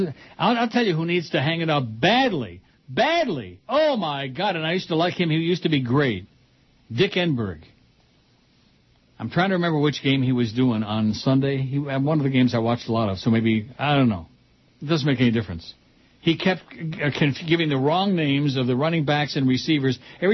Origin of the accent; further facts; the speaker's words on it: San Pedro, California, United States; He and John Wayne owned matching P-boats, which they refurbished in my hometown of San Pedro, California.